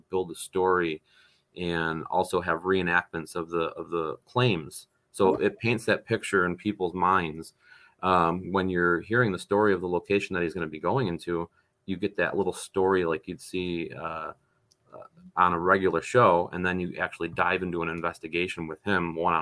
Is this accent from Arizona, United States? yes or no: no; North Tonawanda, New York, United States; North Tonawanda, New York, my hometown.